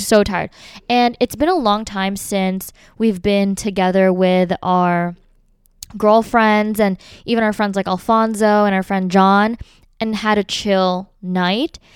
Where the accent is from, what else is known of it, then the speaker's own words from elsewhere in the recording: Philadelphia, Pennsylvania, United States; we're all from Philly